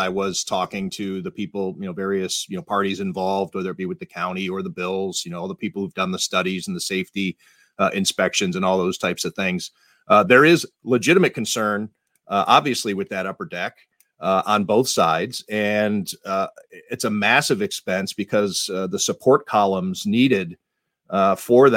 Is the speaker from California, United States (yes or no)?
no; Ohio, United States; Ohio, for instance, my home state